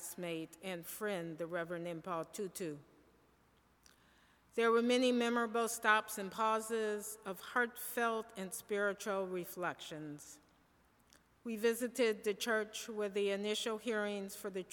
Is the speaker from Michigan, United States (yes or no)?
yes; Michigan, United States; I am from Michigan